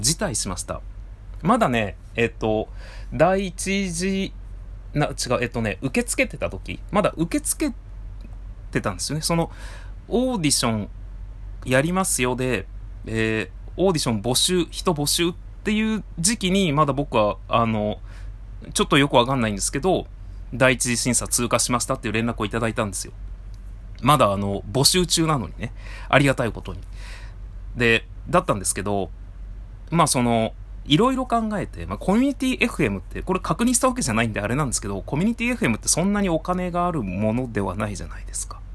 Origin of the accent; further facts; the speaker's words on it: Tajimi, Gifu, Japan; now in Tokyo, Japan; 僕あの地元岐阜県多治見市